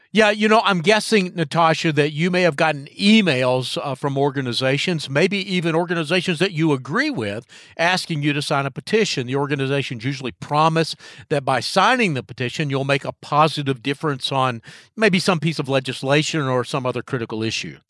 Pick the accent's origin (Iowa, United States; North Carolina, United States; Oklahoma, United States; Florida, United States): North Carolina, United States; Charlotte; Charlotte, my hometown